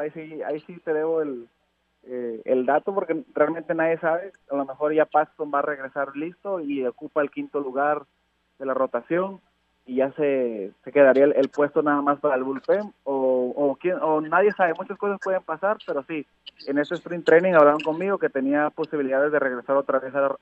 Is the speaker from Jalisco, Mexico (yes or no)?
no; Tabasco, Mexico; also born or lived in Córdoba, Veracruz; nací en Veracruz pero creado en Tabasco